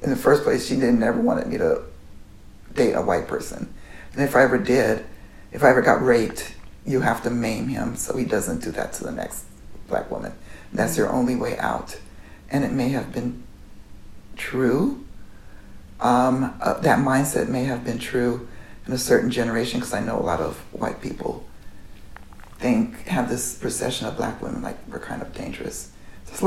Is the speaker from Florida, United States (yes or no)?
no; Oakland, California, United States; I grew up in Oakland